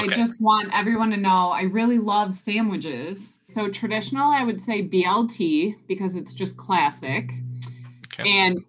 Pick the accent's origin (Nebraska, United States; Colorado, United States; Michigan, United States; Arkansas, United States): Michigan, United States; Detroit; born or raised there